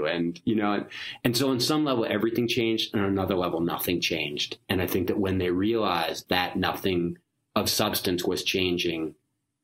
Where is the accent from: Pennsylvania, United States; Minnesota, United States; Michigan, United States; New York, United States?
Pennsylvania, United States; Philadelphia; I was raised in Philadelphia